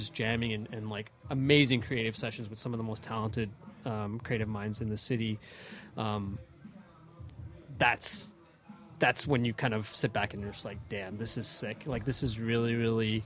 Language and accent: English; Toronto, Ontario, Canada; Canadian born, Toronto born, Scarborough kid, you know, growing up in the city and living in the city and making my home